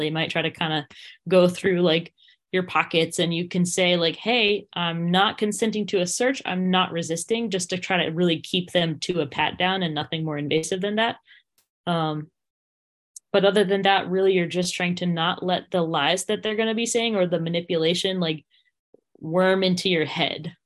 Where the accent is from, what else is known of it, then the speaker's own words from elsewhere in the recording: Windsor, Vermont, United States; my hometown of Windsor, Vermont